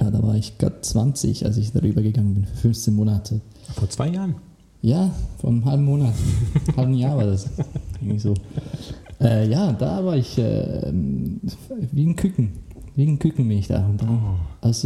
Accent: Switzerland; Weil jetzt als Schweizer habe ich noch nie das Bedürfnis gehabt nach Rügen

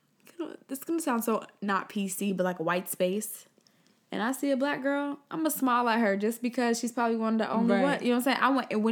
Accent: Nigeria; Like, yeah, I'm Nigerian and I'm proud about

